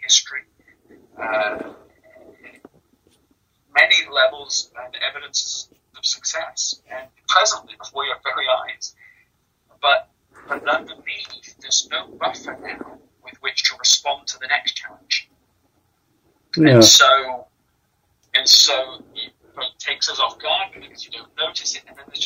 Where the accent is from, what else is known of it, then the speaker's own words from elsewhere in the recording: England, United Kingdom; I was born and raised in England.